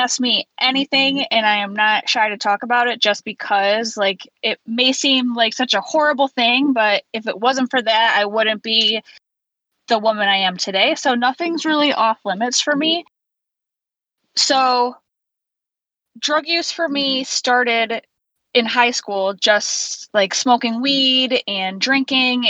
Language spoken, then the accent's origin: English; Central New York, United States; I was born and raised in Central New York, and I still live there now